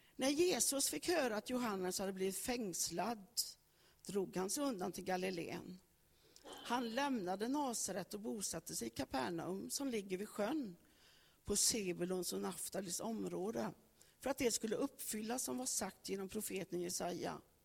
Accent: Högsäter, Västra Götaland, Sweden; Jag föddes i Högsäter, Rännelanda socken. Och där föddes jag på en bondgård. Jag fick del av värderingar, fick del av gener, fick del av en uppväxt

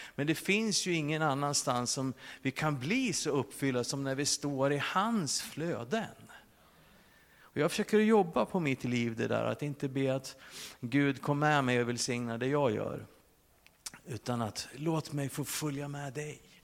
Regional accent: Sweden; som svensk med våran personliga integritet

